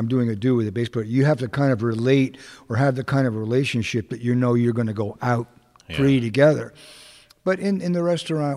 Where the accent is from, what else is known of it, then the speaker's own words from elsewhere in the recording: Hamden, Connecticut, United States; now in New York, United States; I'm from actually from Hamden, Connecticut